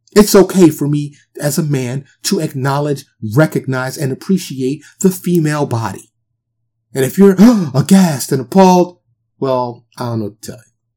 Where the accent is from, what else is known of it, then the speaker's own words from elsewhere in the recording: New York City, New York, United States; moved away as an adult; also born or lived in Dallas area, Texas; now in Dallas, United States; I'm born and raised in New York City